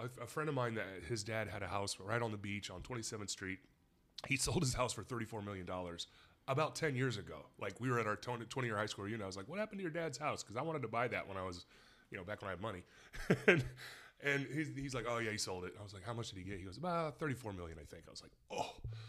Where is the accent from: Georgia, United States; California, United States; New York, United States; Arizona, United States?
California, United States; San Diego; also born or lived in Utah; Utah, then San Diego.